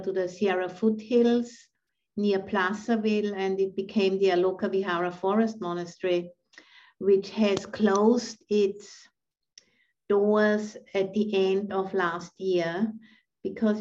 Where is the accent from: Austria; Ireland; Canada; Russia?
Austria; moved away as an adult; also born or lived in Thailand / England / San Francisco; now in United States; I'm originally from Austria